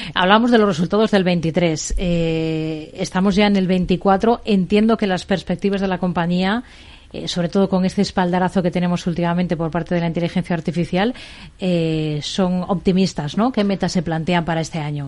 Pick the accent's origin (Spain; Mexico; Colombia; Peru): Spain; nuestro país